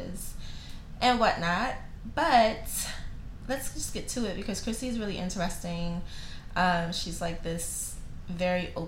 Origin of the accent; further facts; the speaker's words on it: Maryland, United States; we both grew up in Maryland